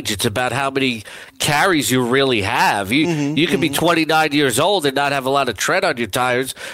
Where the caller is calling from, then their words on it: Wisconsin, United States; Yeah, this is uh, uh, … from Wisconsin